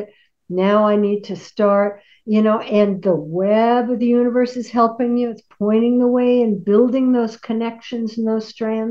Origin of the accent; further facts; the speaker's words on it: Seattle, Washington, United States; I was born in Seattle